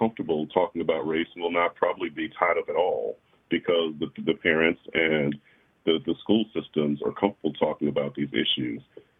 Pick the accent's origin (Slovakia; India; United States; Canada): United States; South Carolina; now in Georgia, United States; I'm from South Carolina